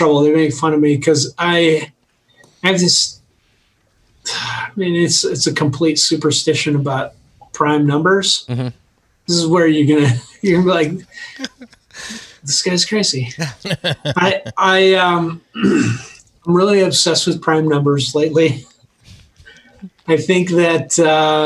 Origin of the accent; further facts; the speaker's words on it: Colorado, United States; You say guys because we're from Colorado and you can always refer to all people as guys.